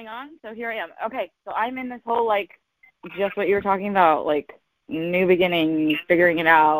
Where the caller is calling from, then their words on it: Michigan, United States; I'm good. I'm in Michigan right now. Wishing I was in Florida.